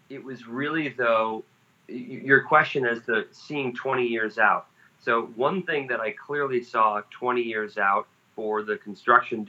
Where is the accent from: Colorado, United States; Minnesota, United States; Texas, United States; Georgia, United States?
Minnesota, United States; moved away as an adult; also born or lived in Wisconsin; I grew up in Minnesota